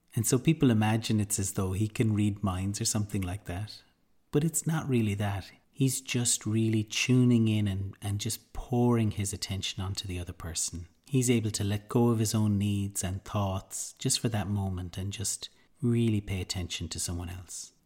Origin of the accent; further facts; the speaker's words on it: Ireland; being Irish